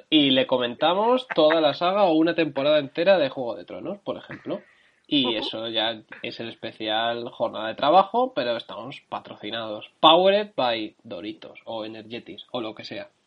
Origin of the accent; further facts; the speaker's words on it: Galicia, Spain; soy gallego